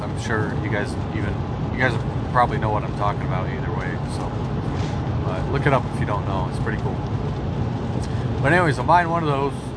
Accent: Washington, United States; We're from Washington, we're trying to move into Idaho.

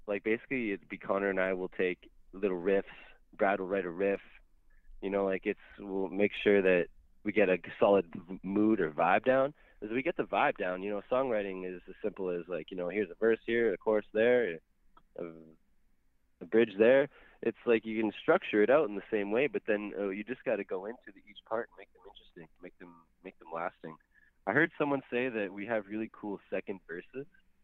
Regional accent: Canada; I'm Canadian. I've lived in the same city my whole life.

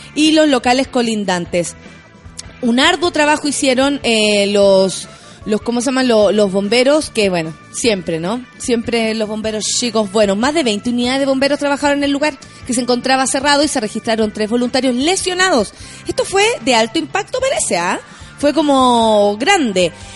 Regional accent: Chile; Contenta de estar aquí en Chile, en mi país.

